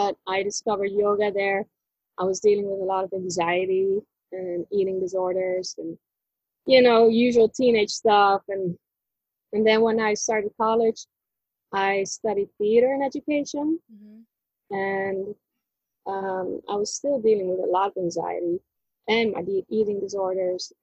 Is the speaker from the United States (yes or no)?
no; Netherlands; I was born in the Netherlands